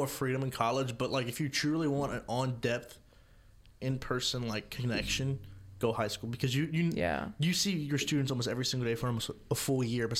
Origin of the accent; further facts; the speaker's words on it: Scott, Louisiana, United States; I am from Scott, Louisiana